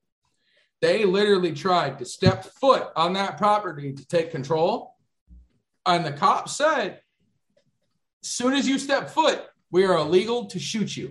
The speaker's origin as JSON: {"language": "English", "town": "Texarkana", "region": "Texas", "country": "United States", "also_born_or_lived": "Rockford, Illinois", "moved": "yes", "said": "I'm from Texarkana, Texas, and then I moved to Rockford, Illinois."}